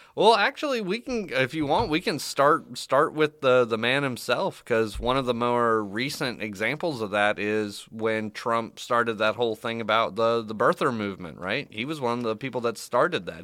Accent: Florida, United States; born or raised there

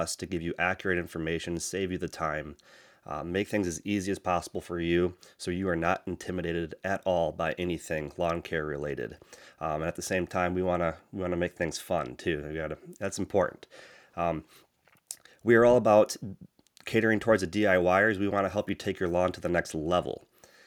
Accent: Michigan, United States; I hail from the Great Lakes state of Michigan.

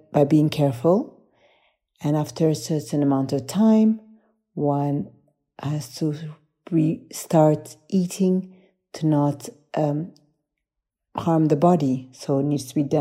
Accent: Poland; I come from Poland.

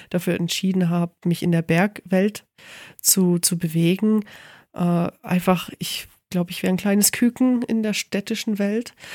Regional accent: Bavaria, Germany; also ich komme aus dem Allgäu, natürlich ist Wien riesig für mich.

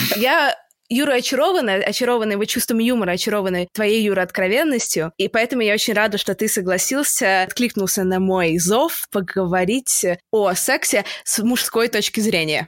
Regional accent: Saint Petersburg, Russia; мы оба из Питера

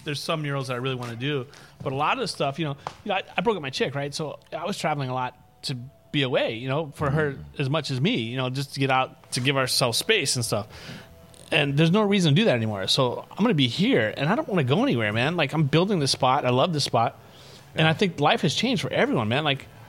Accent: New Orleans, Louisiana, United States; now in Los Angeles, United States; It's crazy. I'm from New Orleans, right?

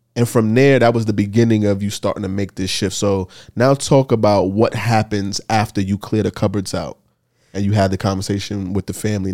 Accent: New York City, New York, United States; I'm from New York City

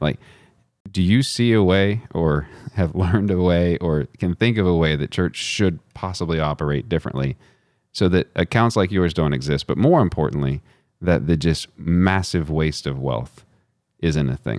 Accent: Texas, United States; I'm from Texas

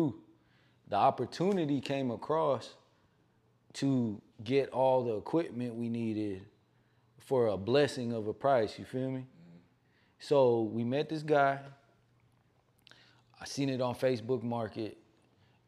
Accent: the Bay Area, California, United States; I grew up in the Bay

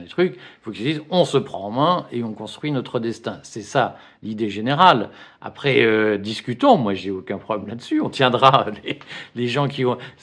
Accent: Flanders, Hauts-de-France, France; je ne suis pas des Pyrénées, je suis des Flandres.

